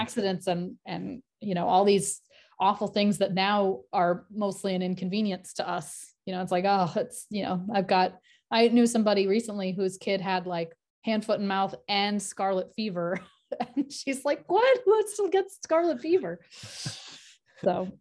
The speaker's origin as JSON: {"language": "English", "area": "New England", "region": "rural Maine", "country": "United States", "tie": "born or raised there", "said": "I grew up in New England, in rural Maine"}